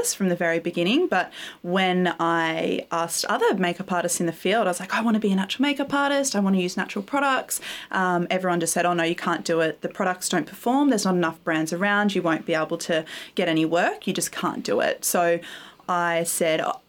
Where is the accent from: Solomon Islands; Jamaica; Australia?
Australia; Gold Coast, Queensland; also born or lived in Byron Bay, New South Wales; I grew up in Queensland, partly on the Gold Coast and partly in Byron Bay